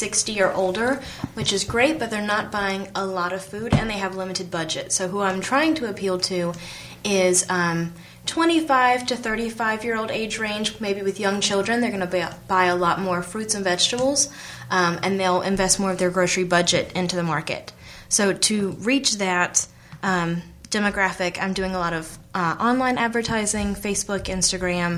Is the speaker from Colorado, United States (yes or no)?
no; Charlotte, North Carolina, United States; So I grew up in Charlotte, and I think I don't have an accent.